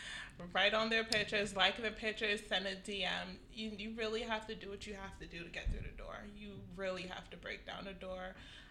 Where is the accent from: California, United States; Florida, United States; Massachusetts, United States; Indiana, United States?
Florida, United States; Fort Lauderdale; moved away as an adult; now in New York, United States; I'm from Fort Lauderdale.